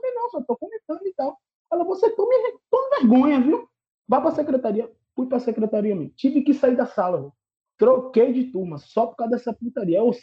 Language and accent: Portuguese; Northeast Region, Brazil; Eu falava, pai, eu sou nordestino.